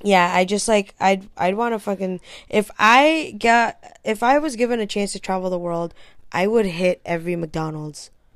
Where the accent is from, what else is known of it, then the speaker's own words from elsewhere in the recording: Hong Kong; moved away; I grew up in Hong Kong